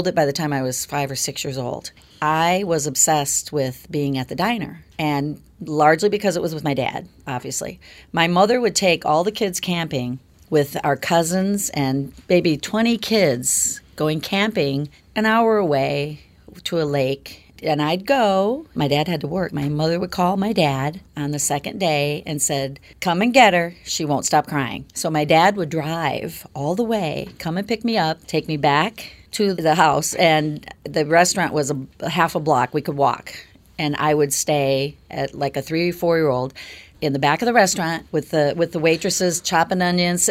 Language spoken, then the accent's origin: English; Midwest, United States; moved away as an adult; also born or lived in Michigan; now in Santa Monica, United States; I was, yeah, from the Midwest